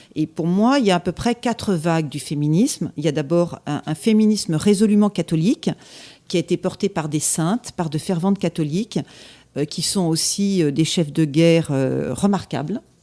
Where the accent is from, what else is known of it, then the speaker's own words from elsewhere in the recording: Annecy, Auvergne-Rhône-Alpes, France; j'ai vécu mon enfance, euh, en Haute-Savoie, à Annecy